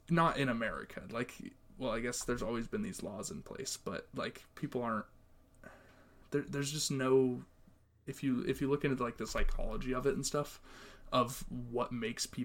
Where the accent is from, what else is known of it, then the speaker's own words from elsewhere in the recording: Montana, United States; my home state, Montana